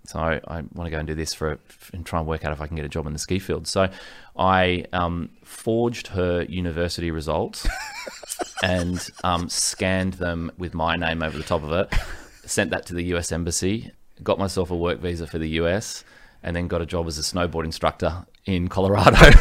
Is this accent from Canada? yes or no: no; Sydney, New South Wales, Australia; born or raised there; also born or lived in Ryde, New South Wales / Gold Coast, Queensland